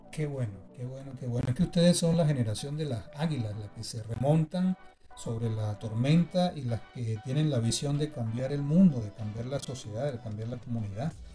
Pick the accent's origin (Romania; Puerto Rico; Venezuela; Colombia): Venezuela